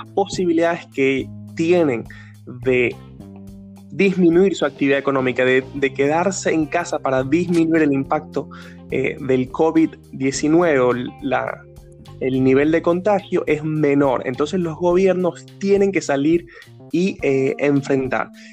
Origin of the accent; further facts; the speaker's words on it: Ecuador; en Ecuador, que es mi país de origen